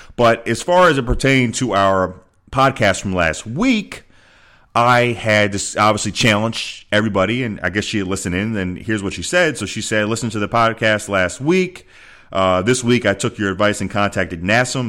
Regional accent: Philadelphia, Pennsylvania, United States; moved away as an adult; also born or lived in Arizona; Philadelphia, my hometown

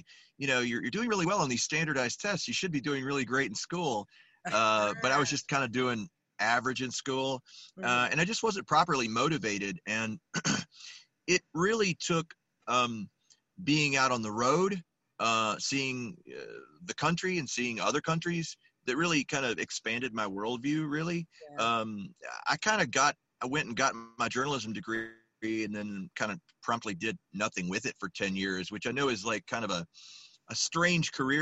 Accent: Memphis, Tennessee, United States; also born or lived in Illinois; I grew up in East Memphis, over there, Summer and White Station

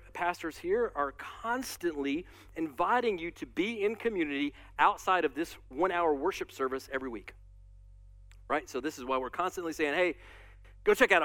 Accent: United States; as American Christians

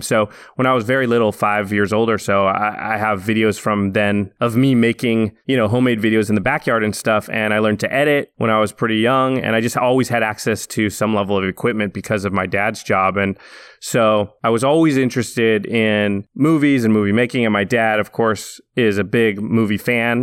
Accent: Canby, Oregon, United States; now in Los Angeles, United States; I grew up in a little town outside of Portland, Oregon, a town called Canby

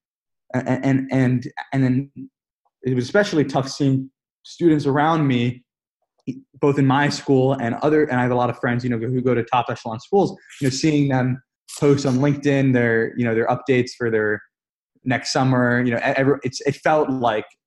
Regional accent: New York, United States; I'm from New York again, but I was in San Francisco for an internship, this past summer.

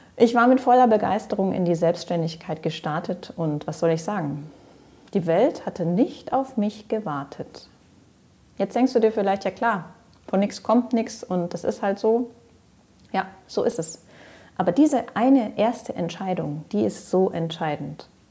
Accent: Ruhr area, North Rhine-Westphalia, Germany; moved away as an adult; also born or lived in Greece / Switzerland / France / Allgäu; Raus aus dem Ruhrpott, wo ich geboren bin, und rein in die Natur. Nach meiner Ausbildung habe ich mich also verabschiedet

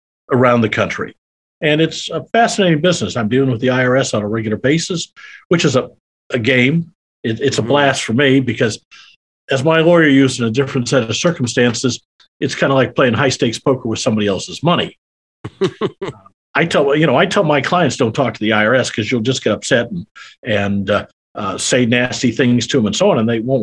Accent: Iowa, United States; moved away as an adult; also born or lived in Kansas City; now in Texas, United States; I'm a Midwestern boy. I grew up in Iowa.

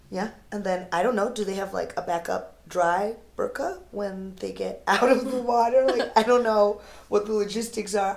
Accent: United States; I'm Indian American and I'm very American

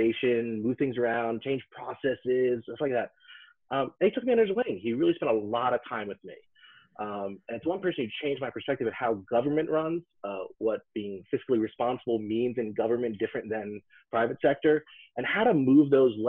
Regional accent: United States; I'm from New York, New Jersey, so it's all about food.

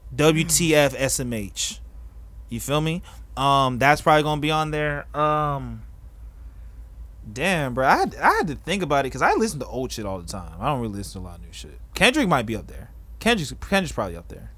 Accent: Florida, United States; I'm from Florida

